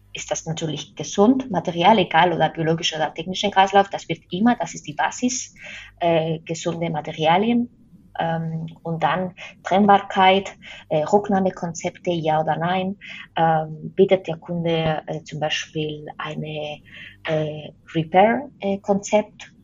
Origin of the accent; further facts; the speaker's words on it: Spain; German is a second language; moved away; ich komme ja aus Spanien